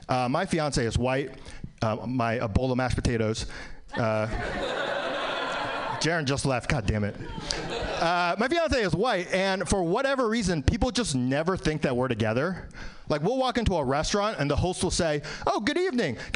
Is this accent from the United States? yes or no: yes; New York, United States; Uh, I was born in New York, still live in New York. Relatively speaking, good place to be a minority.